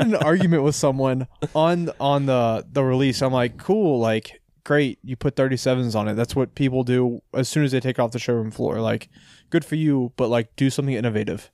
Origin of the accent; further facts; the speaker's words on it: Ashburn, Virginia, United States; I grew up in Ashburn